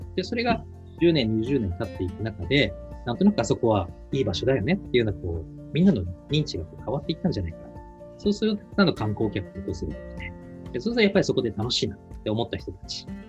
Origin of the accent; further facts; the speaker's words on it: Fukuoka, Japan; moved away as an adult; now in Goto, Japan; 僕はもともと福岡市の出身で、まあ、今は長崎県の五島に移住して住んでるんですけども